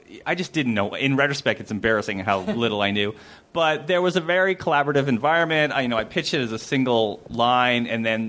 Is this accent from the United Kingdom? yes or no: no; Canada; moved away as an adult; now in Los Angeles, United States; I grew up in Spelltown, Canada.